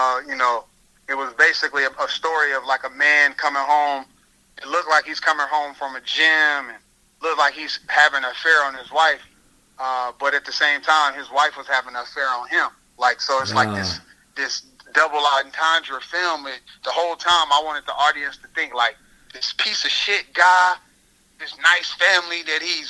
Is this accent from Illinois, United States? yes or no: yes; Carbondale, Illinois, United States; moved away; I come from Carbondale, Illinois